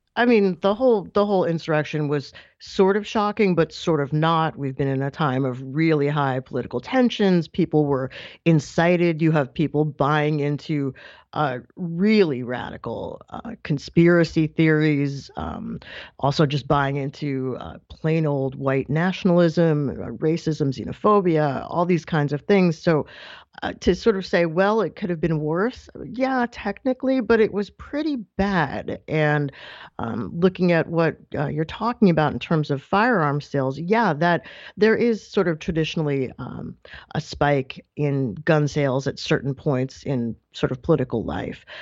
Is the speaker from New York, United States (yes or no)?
yes; New York, United States; also born or lived in Massachusetts; I'm, I'm from New York